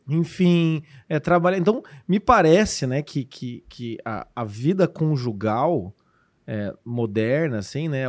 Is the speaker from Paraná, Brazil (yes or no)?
yes; Curitiba, Paraná, Brazil; sou curitibano, pode não parecer